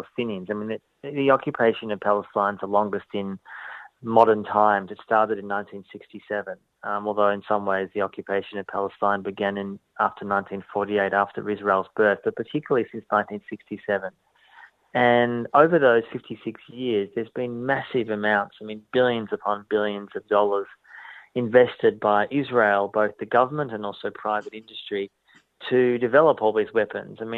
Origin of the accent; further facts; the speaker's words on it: Melbourne, Victoria, Australia; I was brought up in Melbourne as a Jew